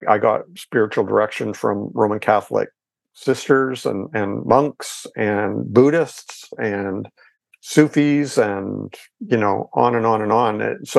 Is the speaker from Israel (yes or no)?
no; Ontario, Canada; And I'm in Canada. I'm Canadian, by the way.